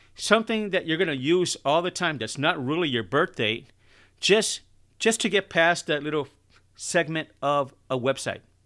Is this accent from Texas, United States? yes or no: no; Chicago, Illinois, United States; I'm from Chicago